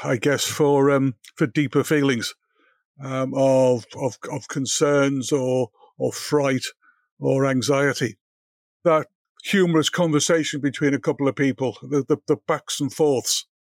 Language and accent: English; Liverpool, North West England, United Kingdom; I grew up in Liverpool